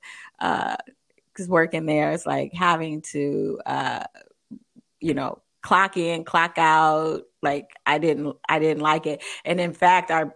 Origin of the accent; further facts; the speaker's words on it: Oakland, California, United States; I grew up in Oakland, California